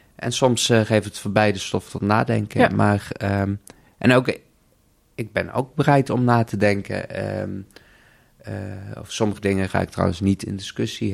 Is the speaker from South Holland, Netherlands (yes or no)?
no; South Limburg, Netherlands; also born or lived in India; now in Amsterdam, Netherlands; geadopteerd uit India, opgegroeid in Zuid-Limburg, woon in Amsterdam